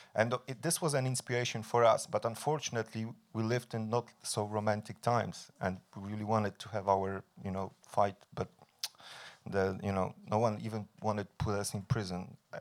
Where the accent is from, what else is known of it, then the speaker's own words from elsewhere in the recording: Poland; I'm coming from Poland